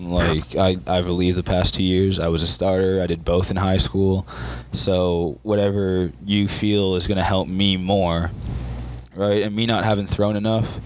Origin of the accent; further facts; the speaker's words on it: Scarborough, Ontario, Canada; moved away as an adult; also born or lived in Ajax, Ontario / Warner, Oklahoma; I was born in Scarborough, Ontario, Canada.